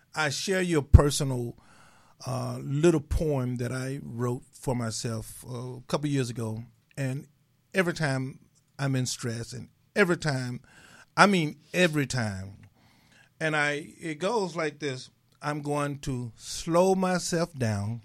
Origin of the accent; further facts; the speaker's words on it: Mississippi, United States; I'm from Mississippi.